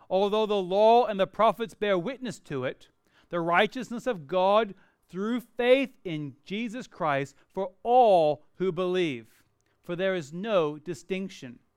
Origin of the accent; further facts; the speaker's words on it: Perth, Western Australia, Australia; moved away as an adult; I was born and raised in Perth, even though I don't sound like it, and I went to the US to go to college.